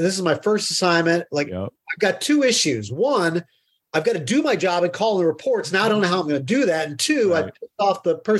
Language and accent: English; Middletown, Pennsylvania, United States; also born or lived in State College, Pennsylvania; I came to Penn State from Middletown, Pennsylvania